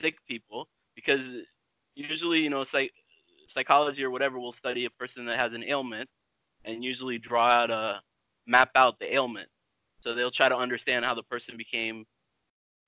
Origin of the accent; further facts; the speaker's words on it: United States; moved away as an adult; also born or lived in Addis Ababa, Ethiopia / Cameroon; now in Stockholm, Sweden; I grew up in the States